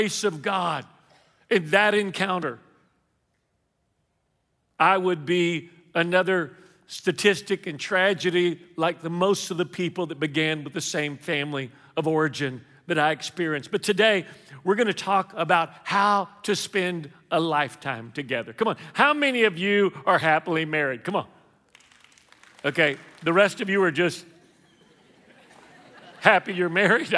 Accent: Houston, Texas, United States; now in Lafayette, United States; I am a Mexican from Lafayette, originally from Houston

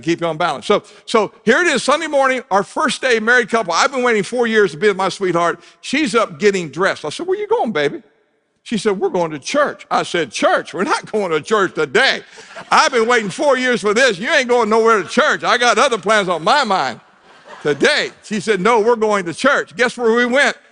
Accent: Southern Ohio, United States; moved away; I grew up in Southern Ohio

